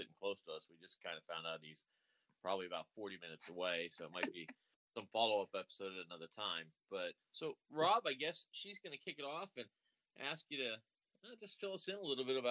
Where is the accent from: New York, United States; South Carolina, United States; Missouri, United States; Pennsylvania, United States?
Pennsylvania, United States; Western; also born or lived in Lancaster, Pennsylvania; I grew up in Western PA